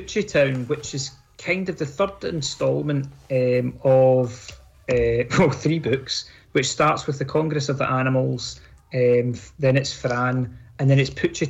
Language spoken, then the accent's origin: English; Ardrossan, Scotland, United Kingdom; my place of birth. I showed you around my parental, the home I grew up in Ardrossan.